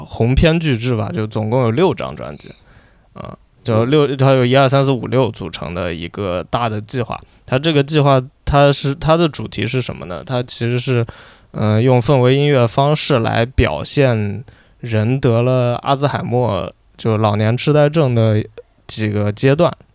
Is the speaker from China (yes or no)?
yes; China; 我作为一个中国人